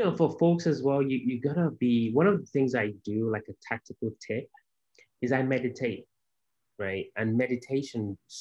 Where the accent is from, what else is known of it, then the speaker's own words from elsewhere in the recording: Nigeria; moved away as an adult; also born or lived in Baltimore, United States; now in Houston, United States; I was born in Africa in a place called Nigeria